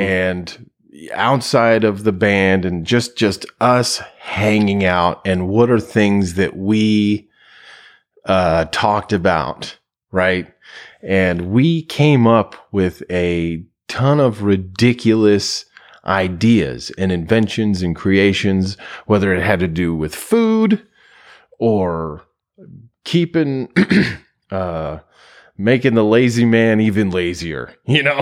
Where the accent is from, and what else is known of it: United States